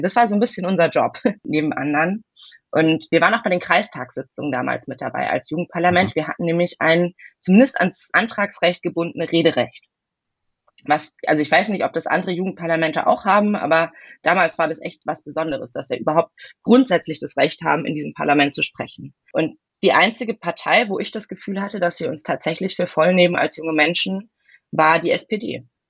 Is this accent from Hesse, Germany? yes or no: yes; Hesse, Germany; born or raised there; moved away as an adult; also born or lived in Heidelberg, Baden-Württemberg / Bavaria; now in Western Pomerania, Germany